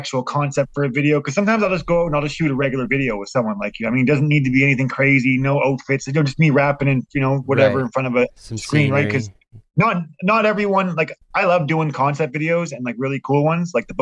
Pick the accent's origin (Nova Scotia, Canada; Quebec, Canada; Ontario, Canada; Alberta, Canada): Nova Scotia, Canada; Halifax; me and Pat are both from Nova Scotia